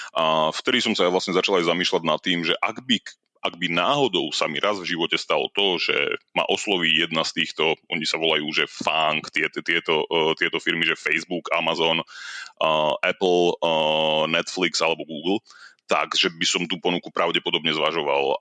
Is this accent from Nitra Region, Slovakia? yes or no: no; Oščadnica, Kysuce, Žilina Region, Slovakia; moved away as an adult; also born or lived in Bratislava / Canada; now in Ireland; pochádzam z z Kisúdskej dedinky a Ochodnica